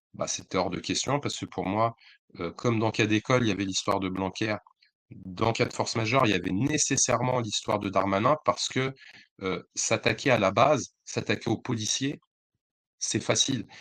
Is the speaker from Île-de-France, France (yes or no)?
yes; Bondy, Île-de-France, France; also born or lived in Le Blanc-Mesnil; je suis de Bondy, j'ai beaucoup habité au Blanc-Ménil, j'ai beaucoup traîné à Aulnay, donc c'est un peu ma sphère, c'est chez moi.